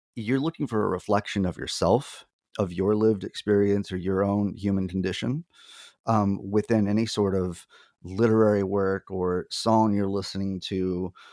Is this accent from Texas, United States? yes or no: yes; Lyford, Texas, United States; moved away as an adult; also born or lived in Phoenix / Nashville; now in upstate New York, United States; I am originally from Lyford, Texas